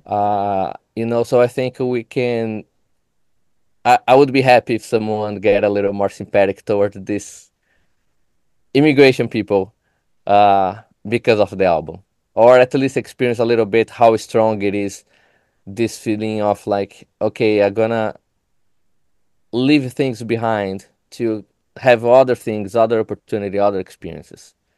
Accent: São Paulo, Brazil; English is a second language; moved away as an adult; now in Chicago, United States; I am an immigrant from Brazil. I came here to do my, my master degree

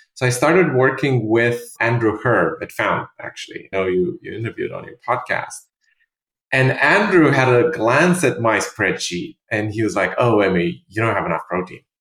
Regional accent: Romania; also born or lived in London; now in New York, United States; I'm originally from Romania, and I lived in London for many years uh, with my previous startup, and then I moved to to New York in 2016

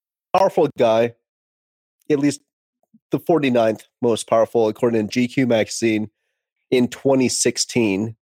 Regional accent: Detroit, Michigan, United States; I'm from Detroit.

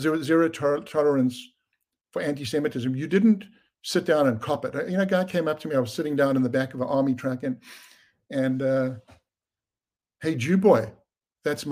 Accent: South Africa; I grew up under apartheid in South Africa

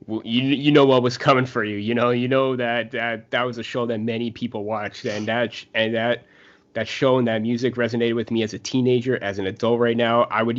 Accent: Canada; Especially as a Canadian, hockey connection and everything like that.

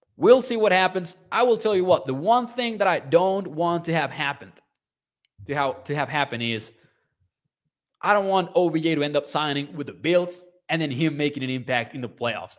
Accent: Mexico; I'm from Mexico

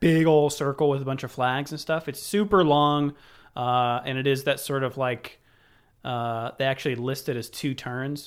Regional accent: United States; I'm American.

